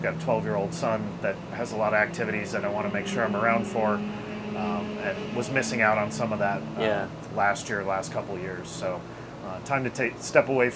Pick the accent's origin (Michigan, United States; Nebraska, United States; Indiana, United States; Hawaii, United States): Michigan, United States; moved away; where I grew up in Michigan, they had a quarter midget track right there at Waterford Hills, which was our local track where I grew up